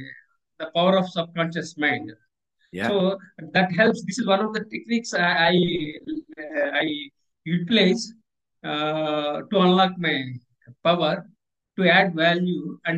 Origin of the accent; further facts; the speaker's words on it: India; I am from Indian Air Force, so I served my country